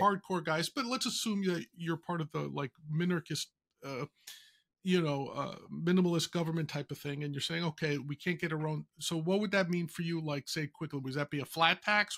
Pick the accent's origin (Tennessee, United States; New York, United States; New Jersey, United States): New York, United States; I'm from the Bronx